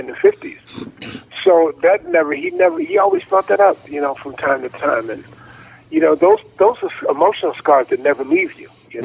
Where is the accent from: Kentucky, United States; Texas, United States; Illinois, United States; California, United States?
Illinois, United States; Chicago; I grew up in Chicago, Illinois